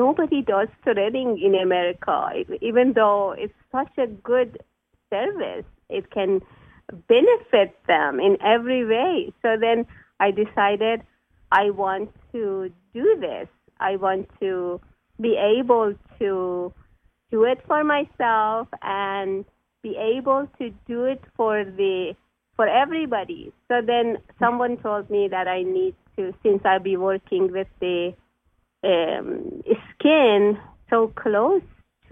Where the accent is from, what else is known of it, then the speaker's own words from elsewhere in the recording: Iran; moved away as an adult; now in United States; I'm Persian, so I come from Iran